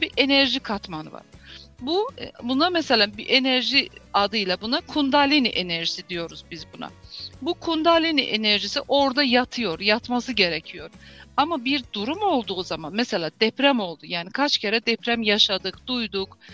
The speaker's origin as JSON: {"language": "Turkish", "country": "Azerbaijan", "tie": "born or raised there", "also_born_or_lived": "Baku, Azerbaijan", "said": "Azerbaycan Türklerindenim. Ol şehrinde e, doğuldum. 1968 doğumluyum. İlk okul e, ve liseyi Oğul şehrinde bitirdim"}